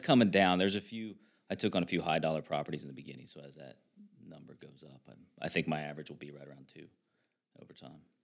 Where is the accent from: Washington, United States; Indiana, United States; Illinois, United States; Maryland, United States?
Indiana, United States; Hancock County; I'm from Han, Hancock County, so, um, I'm very familiar with that area